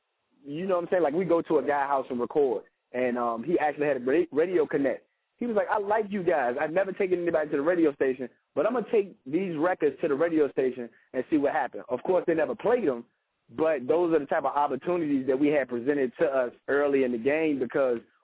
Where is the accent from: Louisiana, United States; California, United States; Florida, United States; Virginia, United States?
Virginia, United States; Petersburg; I'm from Petersburg, and I was raised in about every rough part of town that was there